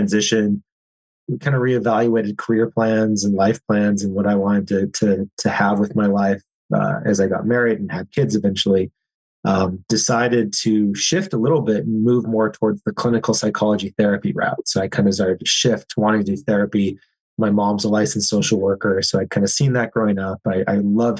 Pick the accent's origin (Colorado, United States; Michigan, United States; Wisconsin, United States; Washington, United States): Wisconsin, United States; Eau Claire; I grew up in Western Wisconsin, a small town called Eau Claire. I grew up there my entire life